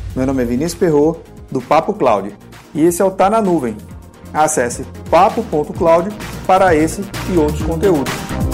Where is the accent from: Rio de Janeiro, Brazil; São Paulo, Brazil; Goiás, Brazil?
Rio de Janeiro, Brazil; moved away; also born or lived in Pernambuco; Eu que sou natural do Rio de Janeiro, eu tenho duas carteiras de identidade. Eu tenho uma do Rio de Janeiro e uma de Pernambuco.